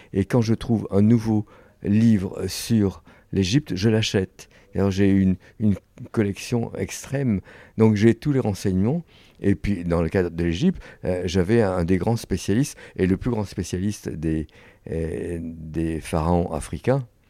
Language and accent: French; France; je suis un Français indépendant